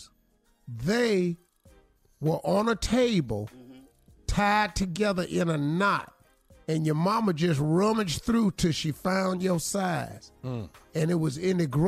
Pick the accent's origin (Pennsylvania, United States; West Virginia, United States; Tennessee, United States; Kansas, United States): West Virginia, United States; McDowell County; born or raised there